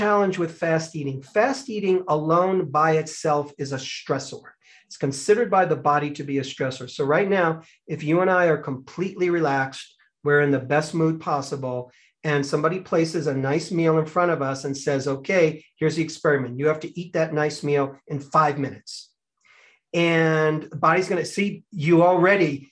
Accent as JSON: {"language": "English", "country": "United States"}